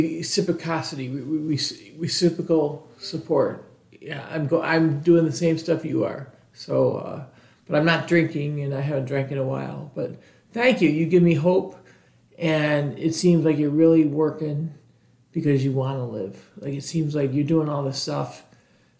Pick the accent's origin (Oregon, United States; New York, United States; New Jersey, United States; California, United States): New York, United States; Buffalo; I'm from Buffalo